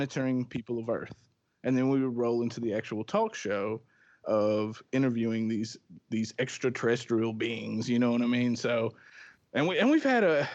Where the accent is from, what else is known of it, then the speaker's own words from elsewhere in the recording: Michigan, United States; now in Tennessee, United States; we're originally from Michigan, both of us